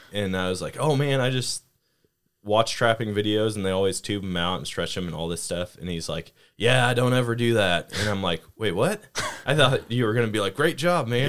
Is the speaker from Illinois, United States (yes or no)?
no; Wisconsin, United States; where I grew up hunting in Wisconsin